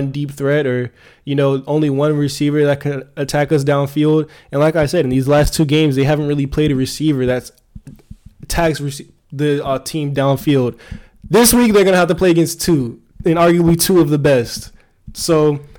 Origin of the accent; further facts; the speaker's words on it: South Florida, United States; we're from South Florida